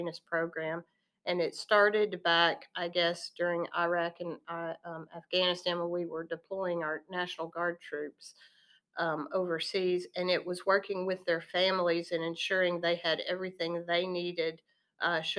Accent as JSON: {"language": "English", "town": "Walnut Ridge", "region": "Arkansas", "country": "United States", "tie": "born or raised there", "also_born_or_lived": "Jonesboro, Arkansas", "said": "I was born and raised in the Twin Cities of Walnut Ridge and Hoxie. Northeast Arkansas is home and very special to me"}